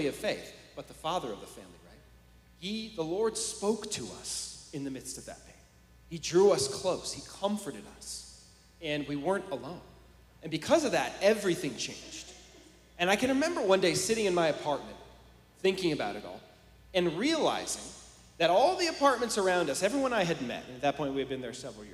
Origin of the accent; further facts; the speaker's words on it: San Francisco, California, United States; I'm from the Bay Area, California, like San Francisco